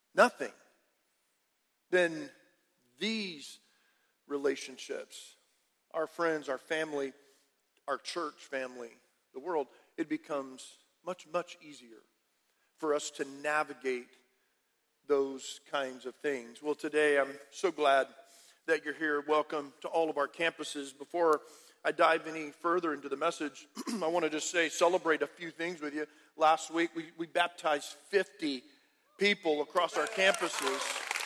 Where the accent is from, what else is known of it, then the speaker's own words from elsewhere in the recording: Harlingen, Texas, United States; I'm from Harlingen, about 25 minutes away or so